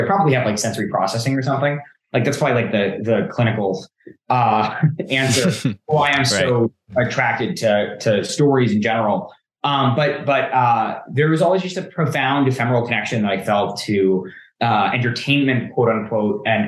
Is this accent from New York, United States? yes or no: yes; Five Towns, Long Island, New York, United States; I grew up in the Five Towns